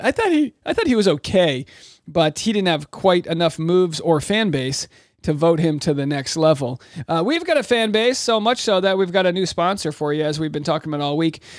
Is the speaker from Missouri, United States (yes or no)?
no; Rhode Island, United States; I'm from Rhode Island